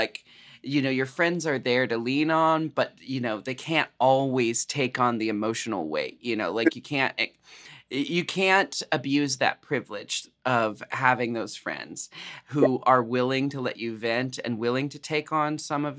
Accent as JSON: {"language": "English", "region": "Pacific Northwest", "country": "United States", "said": "we're from the Pacific Northwest"}